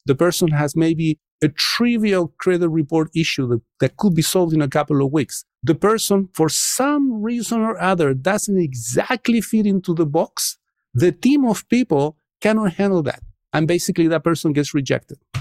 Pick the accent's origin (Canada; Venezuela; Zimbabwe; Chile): Chile; English is a second language; moved away as an adult; now in United States; I come from Chile, and in Chile, especially at the time that I was growing up, was a very dynamic country